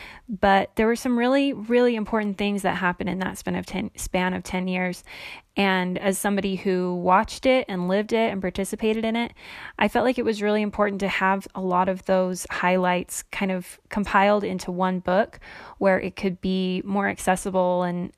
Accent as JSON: {"language": "English", "town": "St. George", "region": "Utah", "country": "United States", "tie": "born or raised there", "said": "I'm 31 years old. I grew up Mormon in the St. George area in southwestern Utah."}